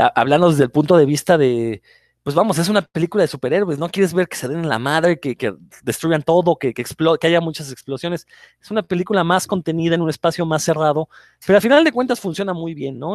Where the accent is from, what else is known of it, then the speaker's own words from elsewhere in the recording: Mexico; los comiqueros mexicanos